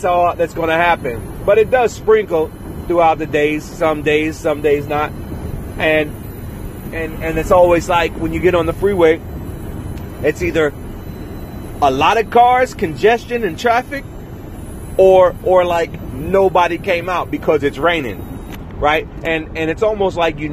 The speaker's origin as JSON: {"language": "English", "region": "Virginia", "country": "United States", "moved": "yes", "lives_now": "Los Angeles, United States", "said": "I'm from Virginia."}